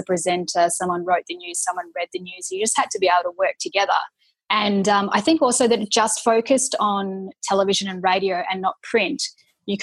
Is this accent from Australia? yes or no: yes; Perth, Western Australia, Australia; moved away as an adult; now in Melbourne, Australia; I grew up in Perth